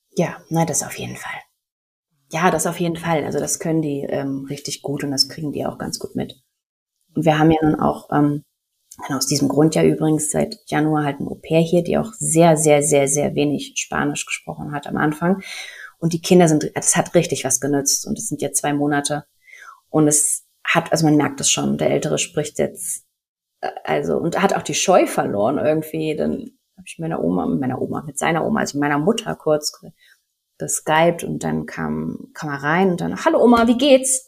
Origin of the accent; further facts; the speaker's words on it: Germany; moved away as an adult; now in Mexico; ich bin ja auch Deutsche